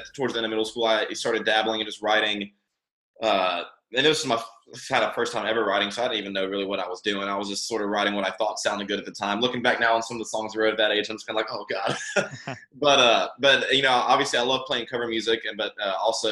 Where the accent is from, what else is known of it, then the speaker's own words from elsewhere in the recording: Shreveport, Louisiana, United States; we grew up in Shreveport, Louisiana